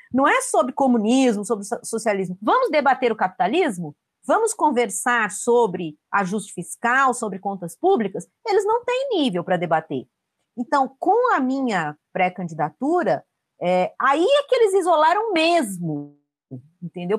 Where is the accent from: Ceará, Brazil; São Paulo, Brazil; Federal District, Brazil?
São Paulo, Brazil; moved away as an adult; now in Vitória da Conquista, Brazil; eu sou paulistana de nascença, mas moro há nove anos em Vitória da Conquista, na Bahia